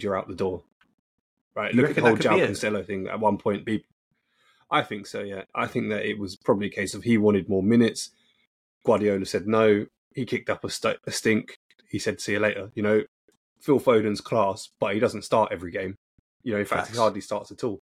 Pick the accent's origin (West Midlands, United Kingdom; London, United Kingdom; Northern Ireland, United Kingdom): London, United Kingdom; Growing up in North London, being a Liverpool fan, and everyone was a Tottenham fan